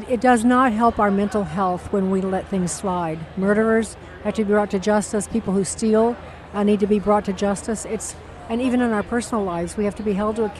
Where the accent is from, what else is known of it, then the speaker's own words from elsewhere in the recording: Chicago, Illinois, United States; Chicago is my hometown